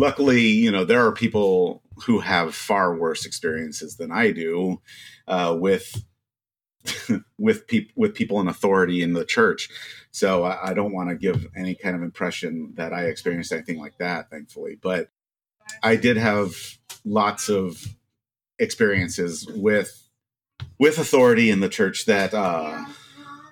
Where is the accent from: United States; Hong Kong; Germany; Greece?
United States; Maryland; I grew up in Maryland